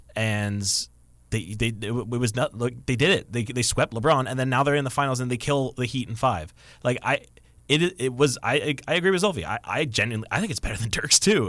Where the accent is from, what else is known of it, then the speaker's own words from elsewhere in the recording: Kitchener, Ontario, Canada; That is my hometown